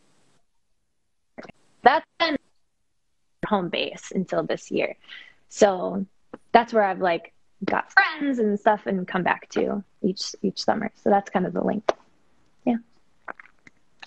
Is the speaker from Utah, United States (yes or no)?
no; Wisconsin, United States; moved away; I grew up in the Midwest in Wisconsin